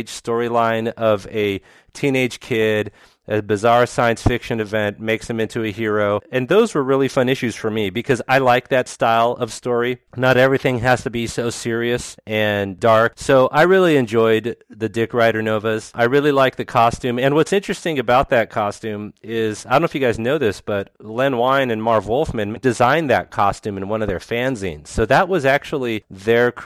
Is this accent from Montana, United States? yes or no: yes; Montana, United States; I'm from Montana.